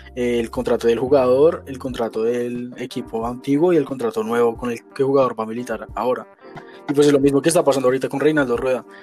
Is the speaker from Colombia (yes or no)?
yes; Colombia; uno como colombiano